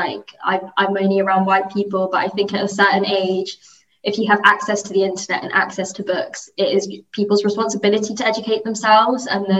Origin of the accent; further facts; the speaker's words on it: United Kingdom; And, you know, I'm just as British as they are, but, like, the way we were talking about it, like, when I spoke, it seemed a bit uncomfortable.